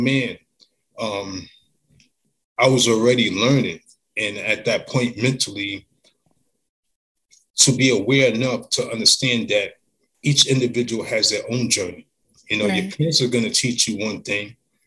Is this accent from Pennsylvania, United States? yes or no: no; Long Island, New York, United States; I grew up in Long Island